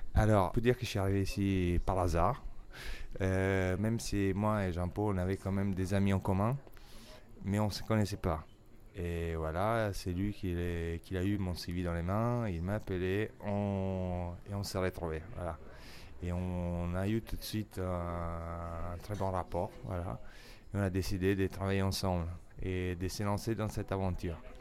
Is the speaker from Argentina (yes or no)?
no; Italy; French is a second language; moved away as an adult; also born or lived in England; now in Paris, France; Je suis italien